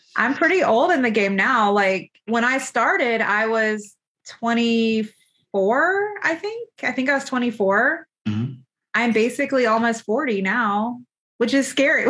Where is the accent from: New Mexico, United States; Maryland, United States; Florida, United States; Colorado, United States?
Florida, United States; moved away as an adult; also born or lived in Buffalo, New York; now in Georgia, United States; I'm from Florida, did my residency in New York, in Buffalo, New York.